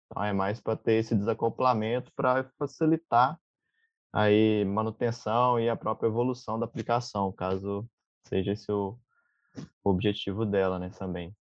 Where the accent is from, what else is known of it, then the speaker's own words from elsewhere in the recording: Minas Gerais, Brazil; now in Florianópolis, Brazil; sou de Minas, mas atualmente moro em Floripa, Santa Catarina